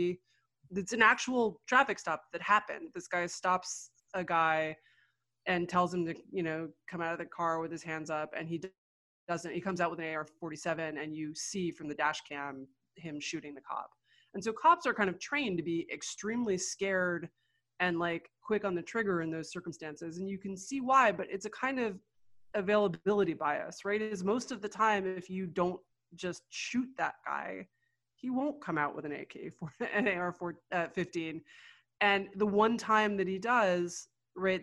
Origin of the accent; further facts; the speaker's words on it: New York, United States; I grew up in New York.